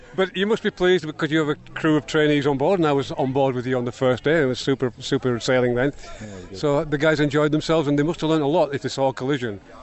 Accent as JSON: {"language": "English", "region": "England", "country": "United Kingdom", "said": "I, as an Englishman"}